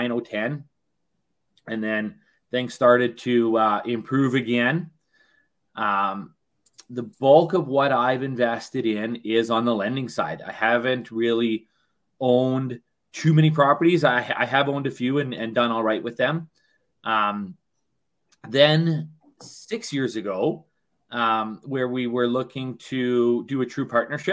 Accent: Thunder Bay, Ontario, Canada; moved away as an adult; also born or lived in Western Canada; I was born and raised in Thunder Bay, Ontario

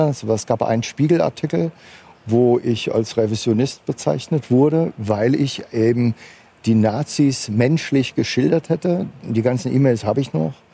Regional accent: Frankfurt, Hesse, Germany; weil ich noch die Frankfurter Grünen im Entstehen äh, sozusagen miterlebt hatte als Frankfurter

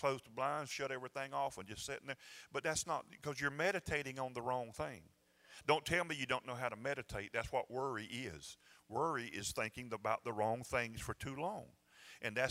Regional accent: Georgia, United States; I'm from Georgia

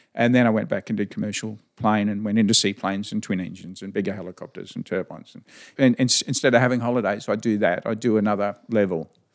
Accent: Chinchilla, Queensland, Australia; now in Winton, Australia; I was born just, uh, in Chinchilla Hospital, so I was primarily around Chinchilla, Jindawi, uh, that area when I was younger.

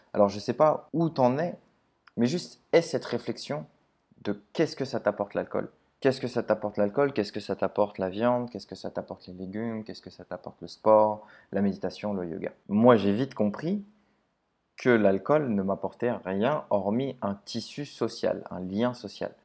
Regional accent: Paris, Île-de-France, France; je suis de Paris

